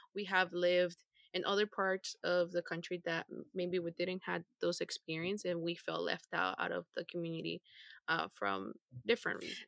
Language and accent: English; Honduras; moved away; growing up in Honduras